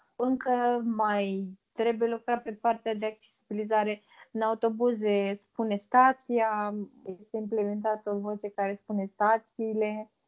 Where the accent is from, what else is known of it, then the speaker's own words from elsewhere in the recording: Vaslui, Vaslui County, Romania; also born or lived in Târgu Frumos; în orașul în care locuiesc, sunt din Vaslui